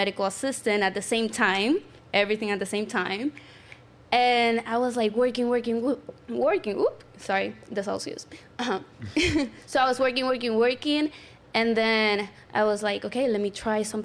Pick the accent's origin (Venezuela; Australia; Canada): Venezuela; moved away as an adult; now in United States; I was raised in Venezuela. I came here to this country 4 years ago